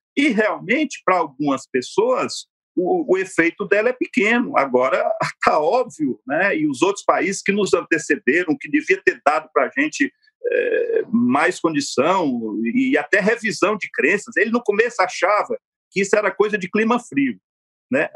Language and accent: Portuguese; Sobral, Ceará, Brazil; A terra que eu nasci, a terra que eu me criei, a terra que eu estudei